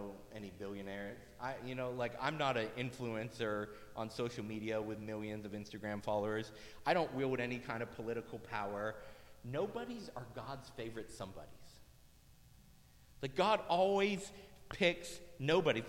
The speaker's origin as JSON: {"language": "English", "town": "Soddy-Daisy", "region": "Tennessee", "country": "United States", "tie": "born or raised there", "moved": "yes", "said": "I grew up in Tennessee, not all of my life, but for a good portion of it, in a town called Soddy Daisy"}